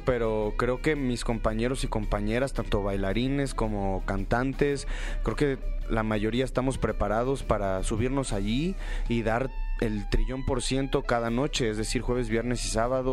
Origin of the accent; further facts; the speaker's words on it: State of Mexico, Mexico; yo del norte, pero del Estado de México